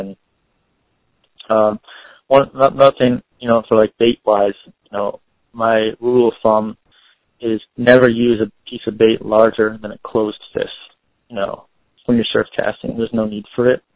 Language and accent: English; Windsor, Ontario, Canada; moved away; also born or lived in Florida; I grew up in Windsor, Ontario, on Lake St. Clair.